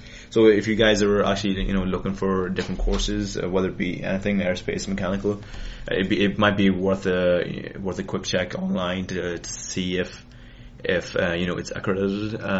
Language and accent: English; Ireland; So I'm from Ireland.